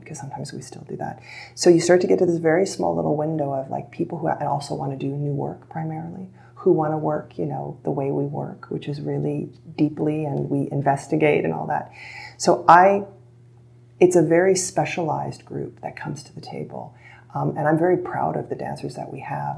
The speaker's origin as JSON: {"language": "English", "country": "Canada", "said": "being Canadian"}